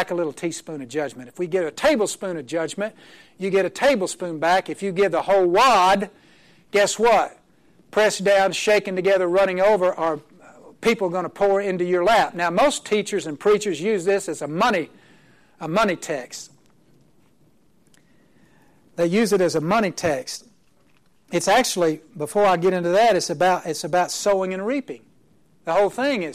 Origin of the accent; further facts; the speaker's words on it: Oklahoma, United States; I'm from Oklahoma. My wife is from New Jersey